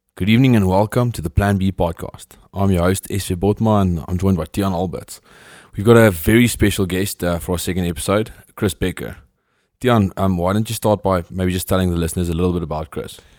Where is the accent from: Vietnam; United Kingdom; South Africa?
South Africa; as a South African